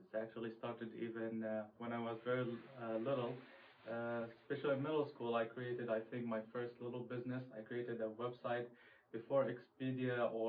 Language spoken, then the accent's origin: English; Saudi Arabia; also born or lived in Syria / Russia; now in Kansas City, United States; I lived, I grew up in Saudi Arabia.